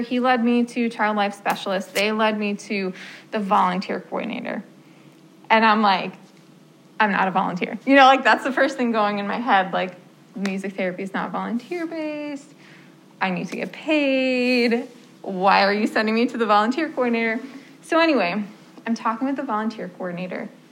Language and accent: English; New Jersey, United States; moved away as an adult; I am from New Jersey came up here um, for college to study music therapy.